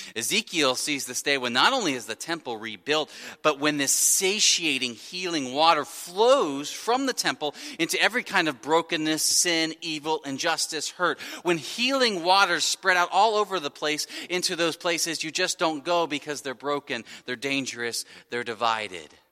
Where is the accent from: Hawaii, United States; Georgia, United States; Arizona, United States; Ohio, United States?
Ohio, United States; Wyoming; I grew up in Wyoming, Ohio, small municipal that shares a, uh, a long border with Laughlin, another small municipal